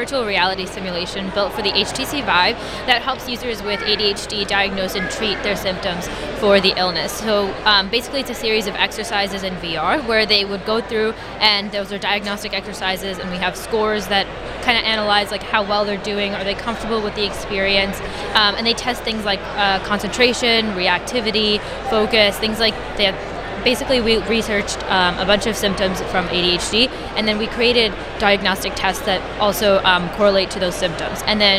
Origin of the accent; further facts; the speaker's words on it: New Jersey, United States; We are from New Jersey, but we live pretty close to New York